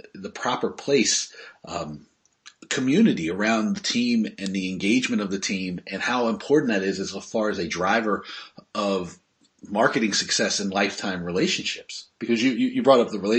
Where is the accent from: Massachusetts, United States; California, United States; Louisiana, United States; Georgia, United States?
Georgia, United States; Northern; I grew up in Northern Georgia